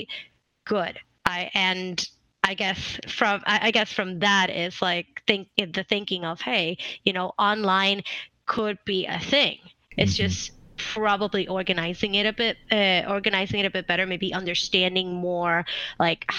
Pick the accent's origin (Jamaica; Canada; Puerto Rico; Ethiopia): Puerto Rico; English is a second language; moved away as an adult; now in California, United States; I'm actually from Puerto Rico. So I came here, I moved to California in 2017.